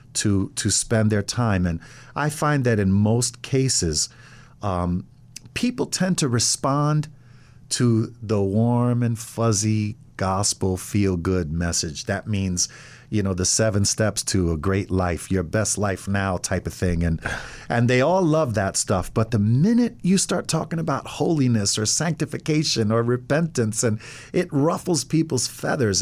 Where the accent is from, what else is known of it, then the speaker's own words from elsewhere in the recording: Ossining, New York, United States; moved away as an adult; now in Middletown, United States; was pretty much raised in Ossining. I went through the whole school system